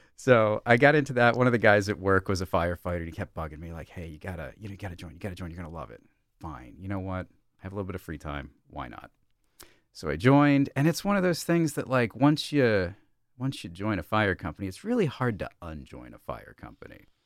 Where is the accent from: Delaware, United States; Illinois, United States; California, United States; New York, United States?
Delaware, United States; Brandywine Springs Manor; I grew up in, uh, Brandywine Springs Manor, which is off of Falkland Road